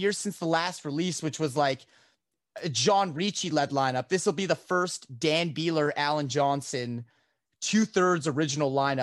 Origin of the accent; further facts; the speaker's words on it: Canada; being a Canadian living in a completely legal to smoke